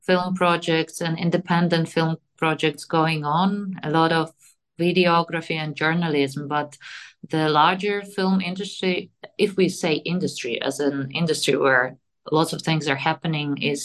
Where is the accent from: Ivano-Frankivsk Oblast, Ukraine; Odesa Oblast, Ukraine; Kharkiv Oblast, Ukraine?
Ivano-Frankivsk Oblast, Ukraine; Ivano-Frankivsk; moved away as an adult; also born or lived in Kyiv, Ukraine / Budapest, Hungary; I was born in Ivano-Frankivsk in western Ukraine, and then I moved to Kyiv for my studies at Kyiv-Mohyla Academy